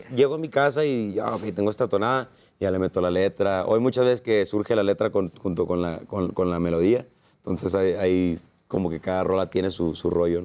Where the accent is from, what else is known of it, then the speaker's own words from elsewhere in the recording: Sonora, Mexico; mi tierra, Sonora